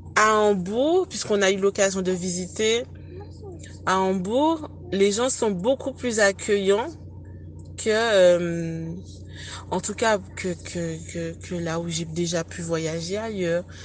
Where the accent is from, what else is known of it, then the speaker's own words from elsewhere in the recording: Le Lamentin, Martinique; Je viens du Lamantin, en Martinique, plus précisément de Place d'Armes